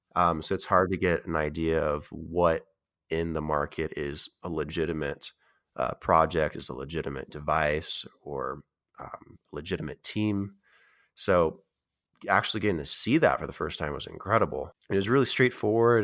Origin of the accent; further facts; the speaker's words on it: Oregon, United States; also born or lived in Las Vegas, Nevada; I grew up in Oregon